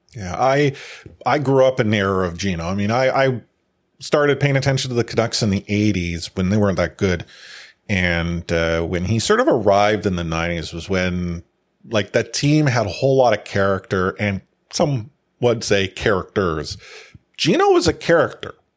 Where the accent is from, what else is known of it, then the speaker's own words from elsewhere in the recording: New York, United States; I grew up in New York